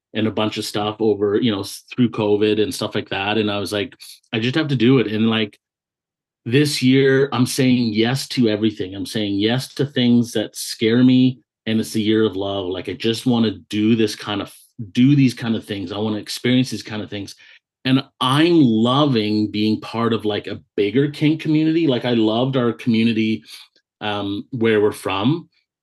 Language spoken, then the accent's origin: English; the Okanagan, British Columbia, Canada; moved away as an adult; now in Vancouver, Canada; I grew up in the Okanagan, and for anyone that's listening that's not familiar with Canada, it's like the interior of British Columbia